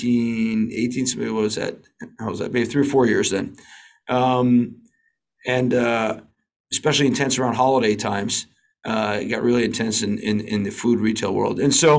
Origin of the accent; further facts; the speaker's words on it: New York City, New York, United States; moved away as an adult; now in Tel Aviv, Israel; so I grew up in Manhattan